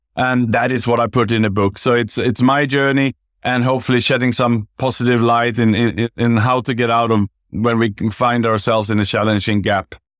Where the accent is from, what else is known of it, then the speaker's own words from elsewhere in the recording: Sweden; moved away as an adult; also born or lived in Gold Coast, Australia / Bangkok, Thailand; now in Singapore; I was born in Sweden